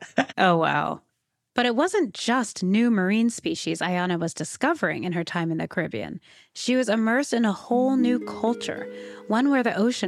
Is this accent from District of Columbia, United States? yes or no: no; San Francisco, California, United States; I grew up in San Francisco surrounded by water.